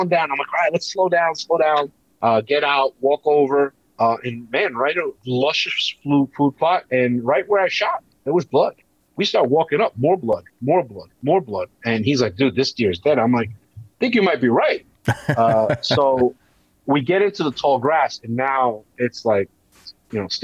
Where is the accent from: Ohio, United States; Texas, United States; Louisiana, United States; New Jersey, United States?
New Jersey, United States; Hackensack; I grew up in Hackensack, New Jersey